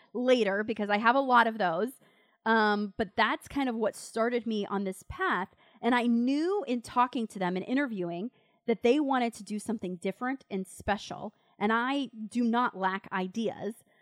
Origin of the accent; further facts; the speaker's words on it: Winter Haven, Florida, United States; I grew up in a little town, it's about an hour away from Tampa, it's called Winter Haven